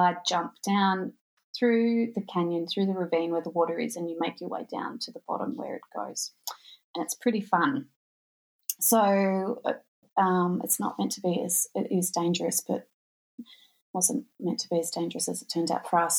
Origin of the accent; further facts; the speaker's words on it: Australia; I'm from Australia. There's not much snow here